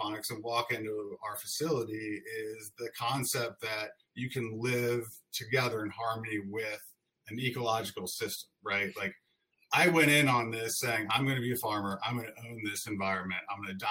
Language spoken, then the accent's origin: English; St. Louis, Missouri, United States; we were born and raised in St. Louis